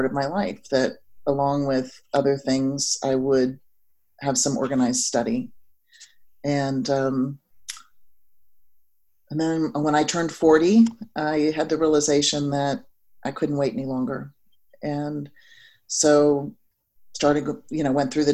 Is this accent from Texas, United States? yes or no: yes; Houston, Texas, United States; I grew up in Houston, Texas